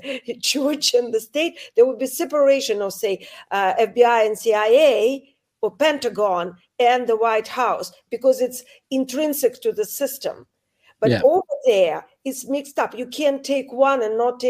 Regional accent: Saint Petersburg, Russia; moved away; I come from St. Petersburg, Russia. I come from Putin's town

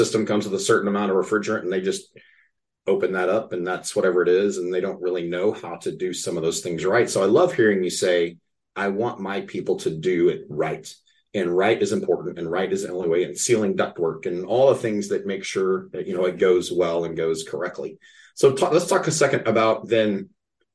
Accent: Amarillo, Texas, United States; I was born and raised in Amarillo, Texas

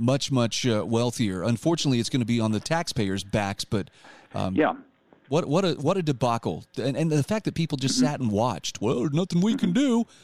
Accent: Utah, United States; my home state of Utah

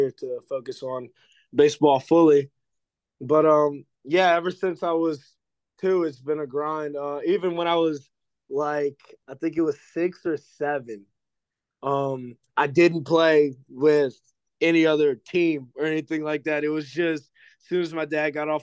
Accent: New Orleans, Louisiana, United States; I'm from New Orleans. I'm from the 504.

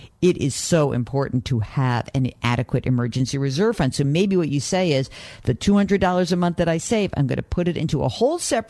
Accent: New Rochelle, New York, United States; I was born in New Rochelle

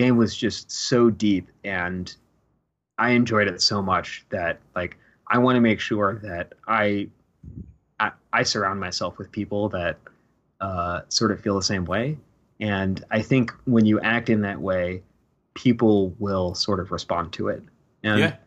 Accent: Westchester, New York, United States; also born or lived in Rochester, New York; I'm originally from Westchester, New York, which mm-hmm. is just north of New York City.

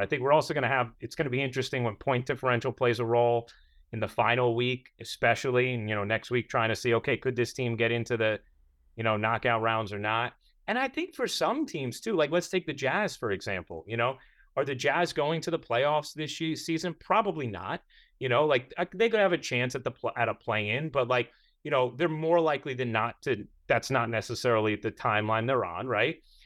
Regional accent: New York, United States; as a New Yorker

